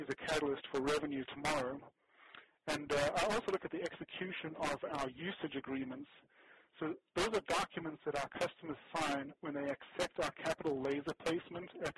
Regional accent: South Africa; now in United States; So South Africa is my origin. I was born and raised in South Africa, and then we moved to America in 85

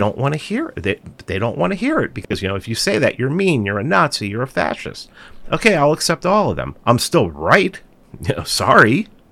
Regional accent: New York City, New York, United States; I'm from New York. We're both from, I think we're both from the Bronx. I must have grew up in a different part of the Bronx than he did

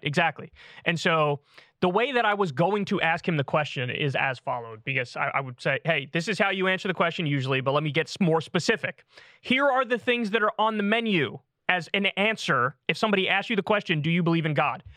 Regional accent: United States; I was born in America. I'm American

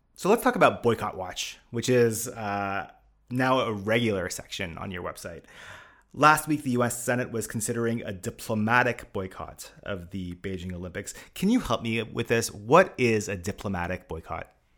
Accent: Canada; I am Canadian

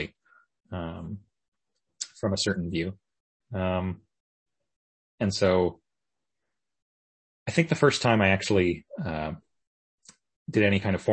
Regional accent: Victoria, British Columbia, Canada; Victoria, British Columbia. That's okay. Kind of my hometown

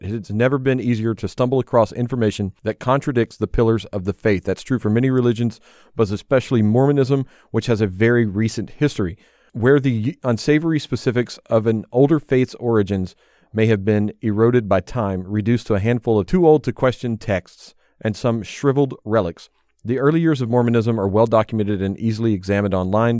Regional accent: the South, United States; Elizabeth and I growing up in the South

